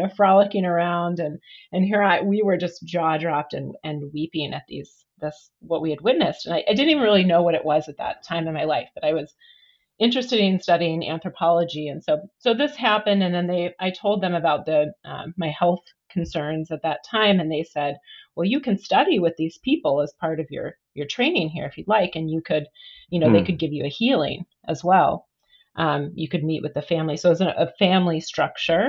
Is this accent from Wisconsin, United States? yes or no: yes; Wisconsin, United States; now in Portland, United States; I grew up in the Midwest.